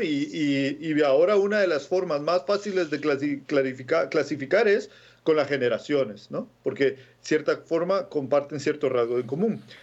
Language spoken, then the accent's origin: Spanish; Guatemala; moved away; yo nací en Guatemala, ¿no? Y en la época que yo nací, en el 82